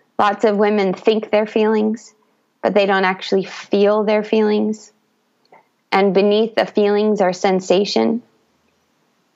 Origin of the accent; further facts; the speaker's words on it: United States; moved away as an adult; also born or lived in Brazil; I grew up in the United States